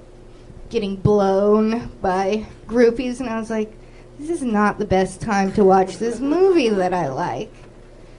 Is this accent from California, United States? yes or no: yes; Orange County, California, United States; I'm from Orange County